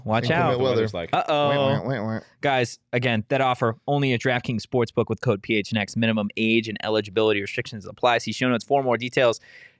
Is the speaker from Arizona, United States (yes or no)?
yes; Arizona, United States; Well, because I grew up here.